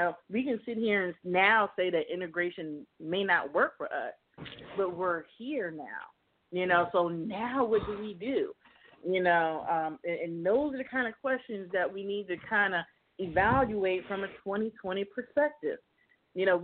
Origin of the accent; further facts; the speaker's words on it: Miami, Florida, United States; I am from Miami